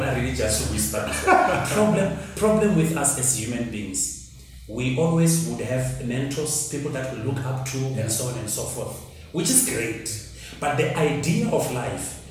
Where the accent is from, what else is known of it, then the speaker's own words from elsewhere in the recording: Limpopo, South Africa; I grew up in Limpopo, in the village